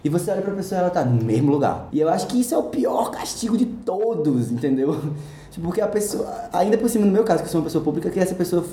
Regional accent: Recife, Pernambuco, Brazil; moved away as an adult; now in São Paulo, Brazil; Nasci em Recife, nascido e criado

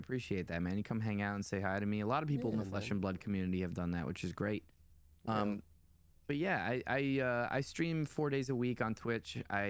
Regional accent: New York, United States; we're both tri-state area boys. You know, I'm a New Yorker. I was born here.

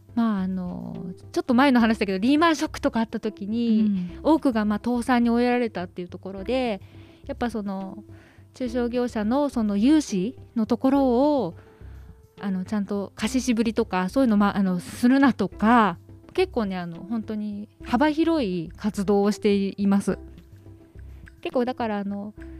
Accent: Tokyo, Japan; 東京北区神谷です。

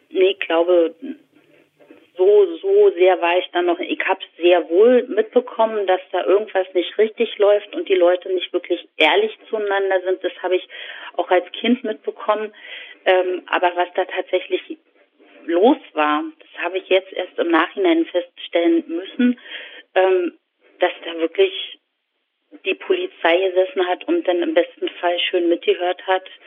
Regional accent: East Germany, Germany; also das ist mein Bild von der DDR, dass die Häuser grau

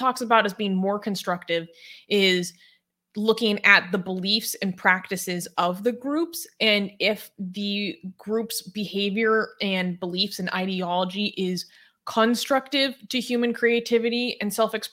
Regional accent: United States; me saying that as an American white person

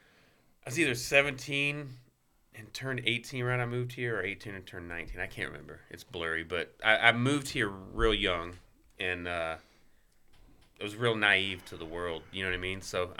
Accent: Marietta, Georgia, United States; born there; But I was born in Marietta, Georgia, because I don't know.

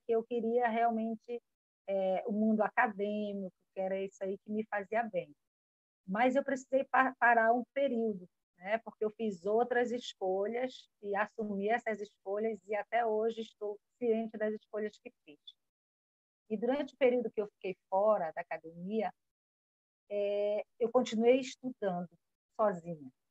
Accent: Almeirim, Pará, Brazil; now in Amapá, Brazil; eu sou paraense, de uma cidade maravilhosa chamada Almeirim. Atualmente resido no estado do Amapá

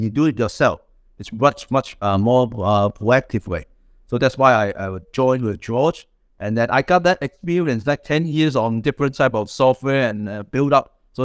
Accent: Hong Kong; moved away as an adult; now in London, United Kingdom; I came from Hong Kong all the way. Before I moved from Hong Kong to London and studied in Cambridge, I worked on the healthcare and NGO for like 10 years

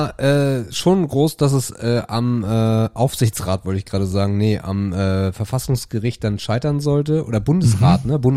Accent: Krempe, Schleswig-Holstein, Germany; ich kann mich erinnern, äh, als ich Kind war, war bei uns in Krempe, da gibt es so einen Burggraben, äh, der ist relativ groß, äh, jedenfalls für Krempe.

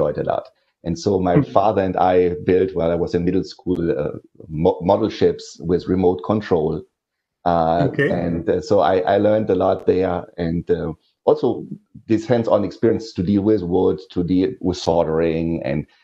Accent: Ruhr area, western Germany, North Rhine-Westphalia, Germany; English is a second language; moved away; also born or lived in Aachen, Germany; It's in this steel production and coal mining area where I grew up

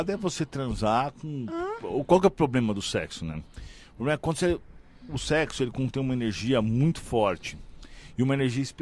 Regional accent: São Paulo, Brazil; now in Balneário Camboriú, Brazil; Eu sou de São Paulo, ah, mas né? Não mas eu não moro mais em São Paulo, moro em Balneário Camboriú

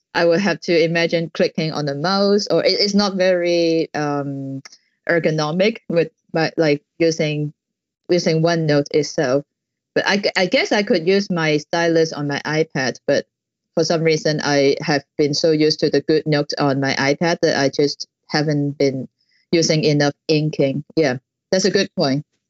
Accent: Hong Kong; I'm from Hong Kong

